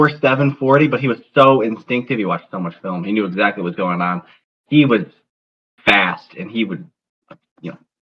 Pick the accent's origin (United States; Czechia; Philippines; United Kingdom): United States; Chicago suburbs, Illinois; Growing up in the Chicago suburbs